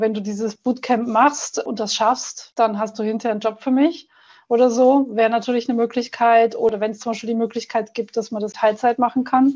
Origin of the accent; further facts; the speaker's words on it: Germany; moved away as an adult; also born or lived in Netherlands / England; now in Austria; ich bin in Deutschland zur Schule gegangen